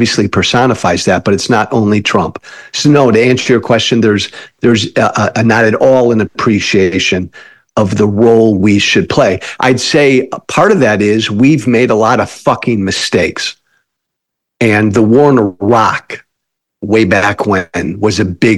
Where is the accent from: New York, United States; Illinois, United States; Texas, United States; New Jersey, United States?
Illinois, United States; outside of Chicago; I come from Illinois, outside of Chicago.